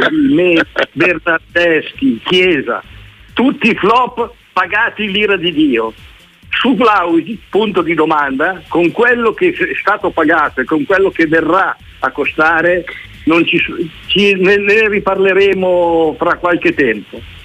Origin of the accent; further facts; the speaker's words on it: Milan, Lombardy, Italy; da milanese doc sono diventato juventino